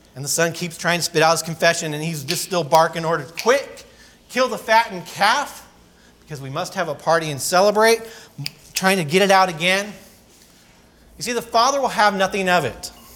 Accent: California, United States; I grew up in California skateboarding and surfing and all the sort of typical things.

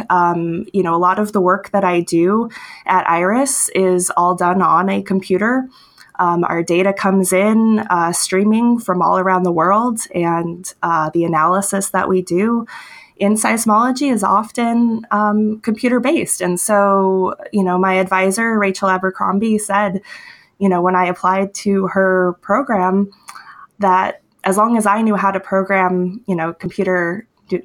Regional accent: Homer, Alaska, United States; I was born and raised in Homer, Alaska

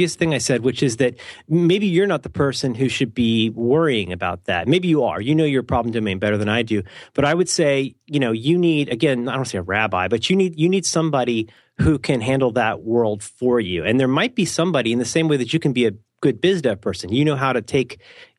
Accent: Ohio, United States; I'm from Ohio.

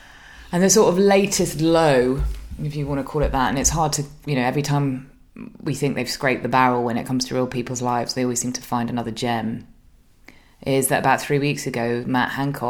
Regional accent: United Kingdom; now in Brussels, Belgium; I am another British disaffected Brit living in Brussels.

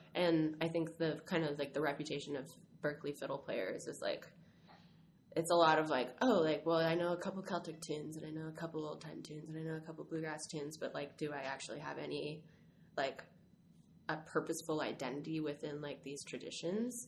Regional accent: Stockton, California, United States; I'm from Northern California. I'm from Stockton, California.

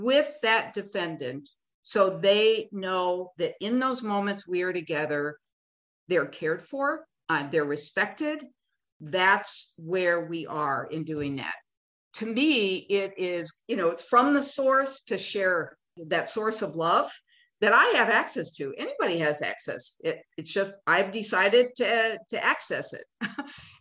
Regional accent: Minneapolis, Minnesota, United States; I'm from Minneapolis, the epicenter of need for racial equality

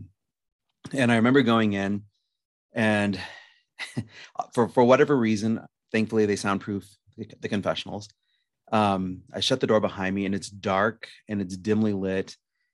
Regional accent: Lincoln, Nebraska, United States; now in Omaha, United States; I'm from Lincoln, Nebraska. I currently reside in Omaha

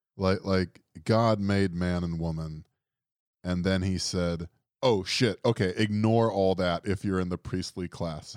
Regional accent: Florida, United States; we're from Florida

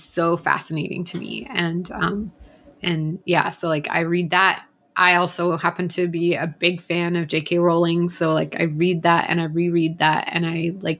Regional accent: Atlanta, Georgia, United States; I grew up in Atlanta, which is Coke capital.

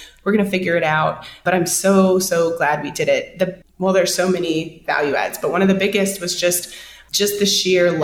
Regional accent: Victoria, Texas, United States; now in Austin, United States; I'm originally from Victoria, Texas, which is about 2.5 hours southeast of Austin

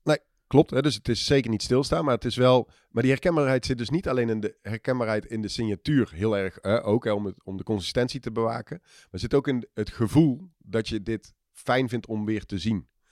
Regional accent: Eindhoven, North Brabant, Netherlands; also born or lived in Australia / Tilburg; ik eh, ben in hart en nieren een Eindhovenaar. Heb in mijn jeugd al een uitstapje gemaakt, eh, heel ver weg naar Australië. Ehm, maar daarna weer terug in de regio Eindhoven. Daar de middelbare school gedaan

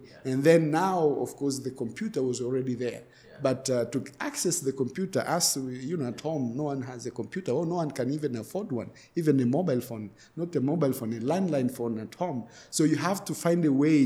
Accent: Moshi, Kilimanjaro, Tanzania; I grew up in Moshi

